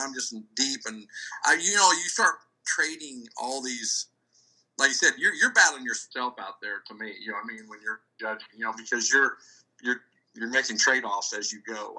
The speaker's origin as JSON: {"language": "English", "region": "Iowa", "country": "United States", "tie": "born or raised there", "moved": "yes", "said": "I was raised in Iowa"}